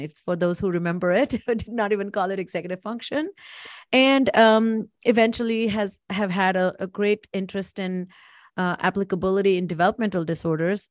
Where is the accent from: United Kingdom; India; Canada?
India; moved away as an adult; now in United States; I am originally from India, born and raised. I came to do my second master's in the United States.